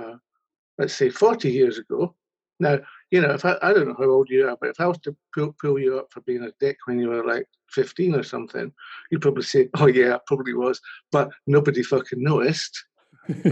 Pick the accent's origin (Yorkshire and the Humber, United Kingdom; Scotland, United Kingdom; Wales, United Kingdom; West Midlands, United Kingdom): Scotland, United Kingdom; I grew up in Scotland.